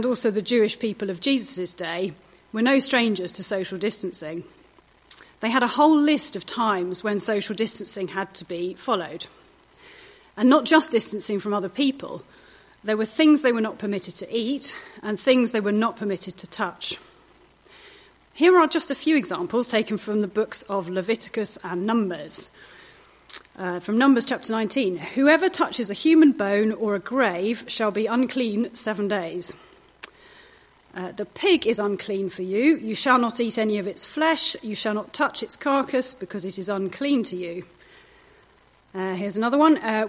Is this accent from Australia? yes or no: no; United Kingdom; we're British